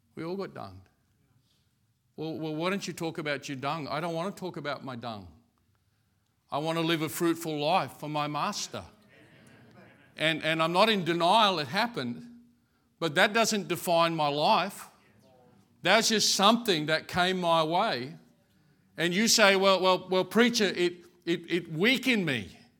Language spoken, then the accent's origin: English; Brisbane, Queensland, Australia; I grew up in Brackenridge.